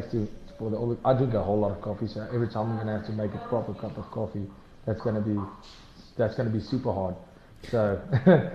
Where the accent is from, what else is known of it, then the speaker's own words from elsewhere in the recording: Hartbeespoort, North West, South Africa; moved away as an adult; now in Pretoria, South Africa; I moved from Hartbeespoort. That's where I went to high school. That's where my parents are from. That's where we lived